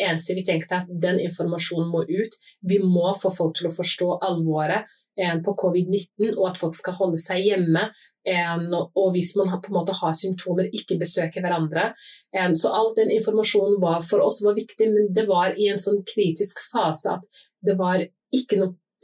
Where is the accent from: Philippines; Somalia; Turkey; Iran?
Somalia; now in Norway; Som somalier